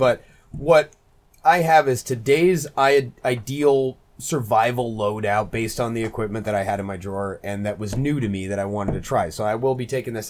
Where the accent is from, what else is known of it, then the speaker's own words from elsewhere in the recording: Southwest, United States; growing up in the Southwest and clearing trails and stuff out in scrub oak